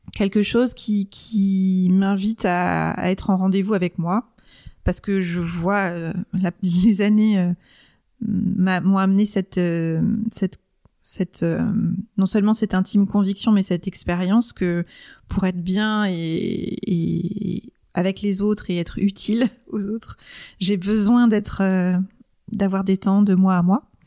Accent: Rennes, Brittany, France; moved away as an adult; also born or lived in Angers; je suis née à Rennes, j'ai vécu à Rennes pendant 20 ans

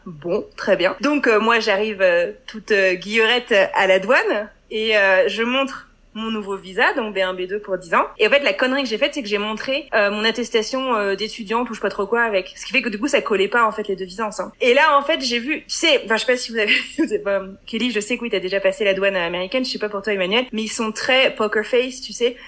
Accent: Brittany, France; moved away as an adult; also born or lived in Buffalo, United States; now in United States; je suis bretonne

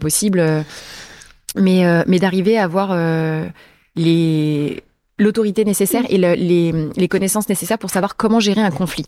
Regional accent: Sarthe, Pays de la Loire, France; also born or lived in Angers, Anjou; now in Paris, France; je suis née dans la Sarthe

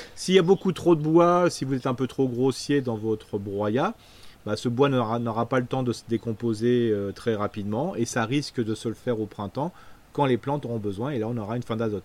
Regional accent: Alsace, Grand Est, France; on est alsacien, on mange une tarte flambée le samedi soir

